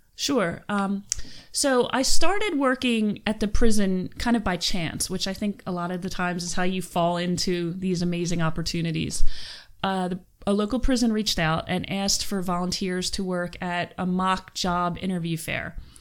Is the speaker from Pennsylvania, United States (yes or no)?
yes; Philadelphia, Pennsylvania, United States; moved away as an adult; now in Western Pennsylvania, United States; I'm from Philadelphia.